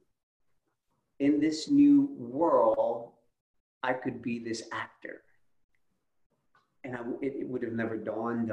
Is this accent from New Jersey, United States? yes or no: yes; Camden, New Jersey, United States; moved away as an adult; now in Atlanta, United States; I was actually born and raised in Camden, New Jersey